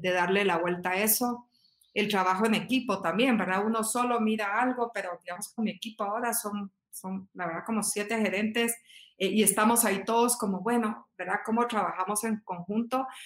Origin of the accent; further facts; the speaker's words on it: Guatemala; como guatemaltecos